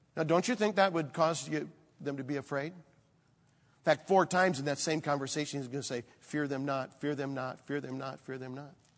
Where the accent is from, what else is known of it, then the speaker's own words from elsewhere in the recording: Michigan, United States; moved away; also born or lived in Chicago area; I grew up in Michigan